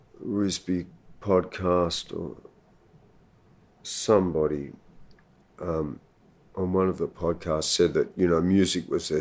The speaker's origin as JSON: {"language": "English", "town": "Sydney", "region": "New South Wales", "country": "Australia", "tie": "born or raised there", "said": "I was born here in Sydney."}